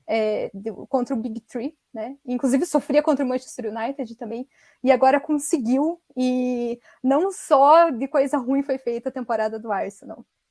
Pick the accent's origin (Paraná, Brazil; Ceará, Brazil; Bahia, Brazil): Paraná, Brazil; Curitiba; Sou de Curitiba